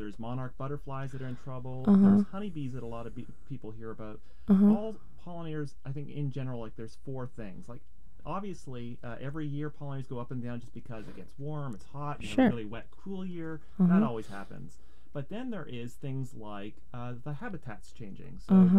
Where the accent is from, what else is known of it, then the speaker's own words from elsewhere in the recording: Canada; now in United States; Well, you know, I came from Canada, and the one thing I was really struck by is that Oregonians really care about pollinators